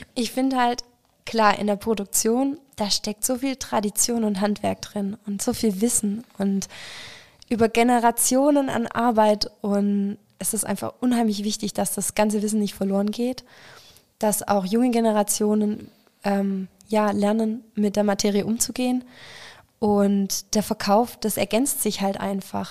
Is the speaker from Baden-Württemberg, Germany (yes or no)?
yes; Stuttgart area, Baden-Württemberg, Germany; ich komme aus der Stuttgarter Ecke tatsächlich